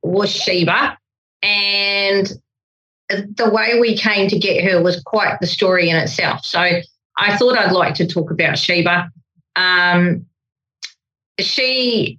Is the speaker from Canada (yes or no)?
no; New Zealand; I'm a Kiwi